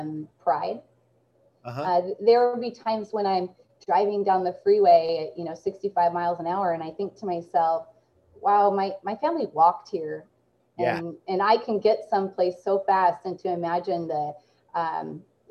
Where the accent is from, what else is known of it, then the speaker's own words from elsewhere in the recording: Salem, Oregon, United States; I grew up right in Salem, Oregon, which is right up the road from where I work at Willamette Valley Vineyards. This is my hometown